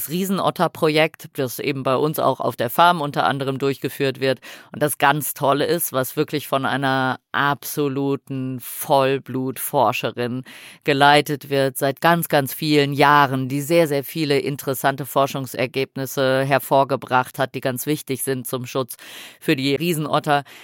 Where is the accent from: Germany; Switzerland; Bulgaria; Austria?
Switzerland; Ich komme aus der Schweiz, Frauke ist in Frankfurt zugestiegen